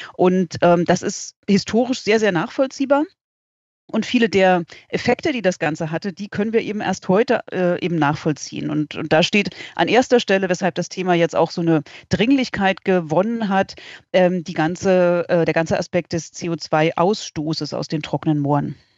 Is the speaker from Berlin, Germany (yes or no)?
yes; Berlin, Germany; moved away; ich komme ursprünglich aus Berlin